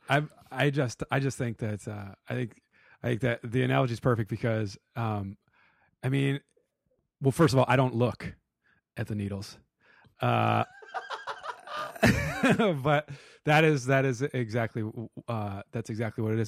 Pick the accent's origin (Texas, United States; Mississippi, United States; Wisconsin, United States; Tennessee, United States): Wisconsin, United States; Madison; moved away; we're from Madison